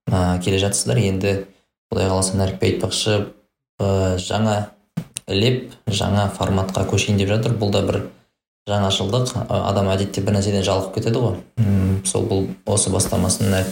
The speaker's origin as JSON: {"language": "Kazakh", "country": "Kazakhstan", "said": "біз енді қазақпыз ғой"}